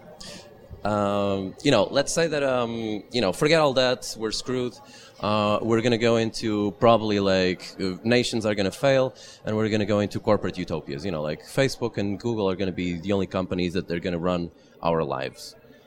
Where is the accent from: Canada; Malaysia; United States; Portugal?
Portugal; I'm from Portugal